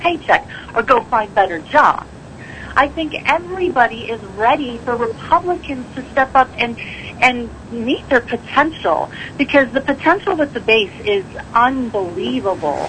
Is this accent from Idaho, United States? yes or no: yes; Idaho, United States; I'm from Idaho